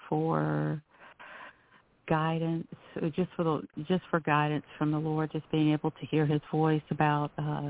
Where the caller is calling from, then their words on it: North Carolina, United States; calling from North Carolina.